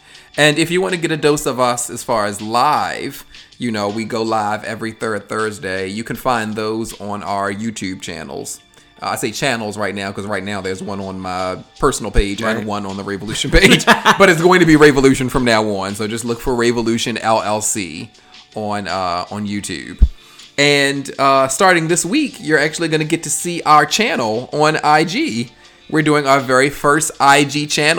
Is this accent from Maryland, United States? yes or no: yes; Baltimore, Maryland, United States; accent: Baltimore; my Baltimore accent